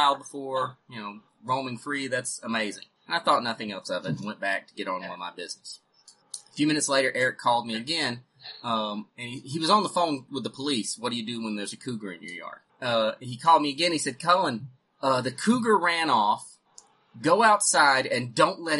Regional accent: North Carolina, United States; moved away as an adult; also born or lived in Missouri; when I was 18, I moved from North Carolina to Missouri

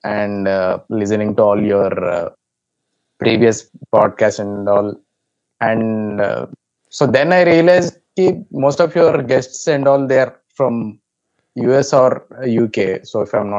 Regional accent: India; I'm from India

